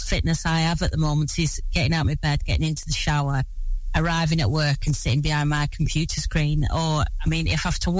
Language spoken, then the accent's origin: English; Blackburn, North West England, United Kingdom; born or raised there